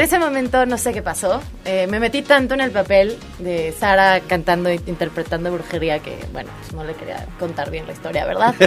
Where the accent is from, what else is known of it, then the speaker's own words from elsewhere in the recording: Cuernavaca, Morelos, Mexico; soy de aquí de Cuernavaca, Morelos